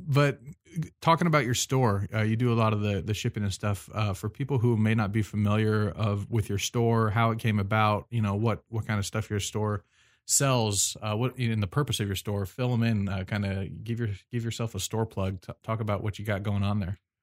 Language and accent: English; United States; I'm American